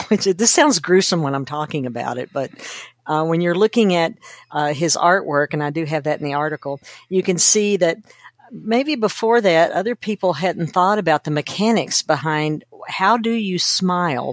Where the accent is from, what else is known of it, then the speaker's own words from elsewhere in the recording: Kentucky, United States; I grew up in Kentucky, which is a very rural area